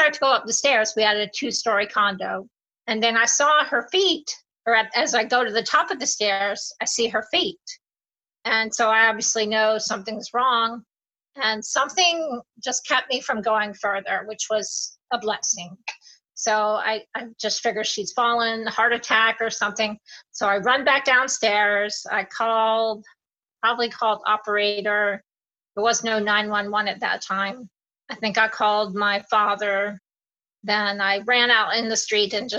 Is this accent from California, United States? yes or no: no; Jacksonville, Florida, United States; we're all from Jacksonville. My grandparents lived here